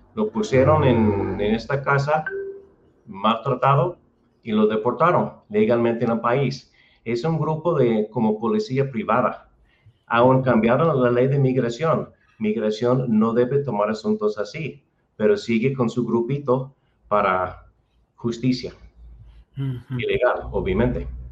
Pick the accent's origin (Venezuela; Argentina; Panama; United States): United States; Spanish is a second language; moved away as an adult; also born or lived in Guadalajara, Mexico; now in Chapala, Mexico; soy de Estados Unidos